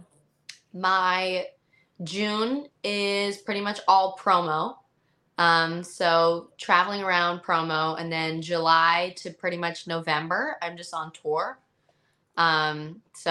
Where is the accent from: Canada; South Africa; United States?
Canada; I'm from Canada, so my whole life, I never know anything about like the States.